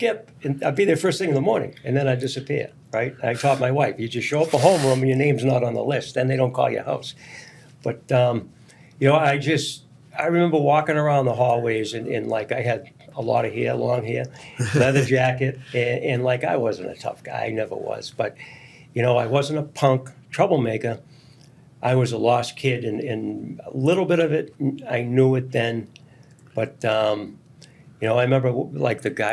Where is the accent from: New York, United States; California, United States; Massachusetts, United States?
Massachusetts, United States; Melrose; I grew up in Melrose